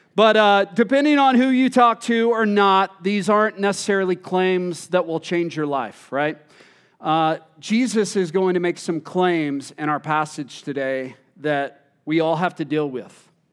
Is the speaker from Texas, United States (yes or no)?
yes; Texas, United States; moved away; I'm originally from Texas